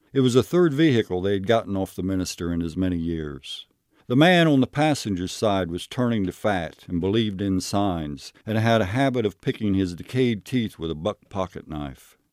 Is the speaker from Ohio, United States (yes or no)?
yes; Knockemstiff, Ohio, United States; I grew up in Knockham Stiff. It wasn't actually a city. It was a very small village. I lived there from the time I was, uh, you know, about a year old until I was seventeen